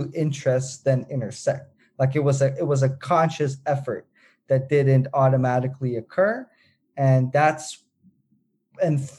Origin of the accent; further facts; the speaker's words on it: Netherlands; I was born and raised in the Netherlands